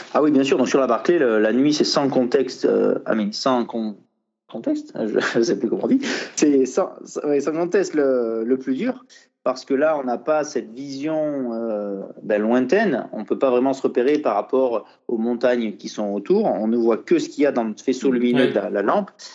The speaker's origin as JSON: {"language": "French", "country": "France", "said": "je suis français"}